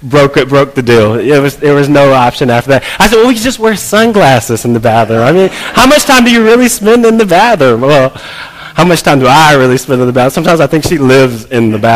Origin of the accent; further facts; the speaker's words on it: College Park, United States; moved away as an adult; also born or lived in New Jersey; I grew up here in College Park. We moved back from New Jersey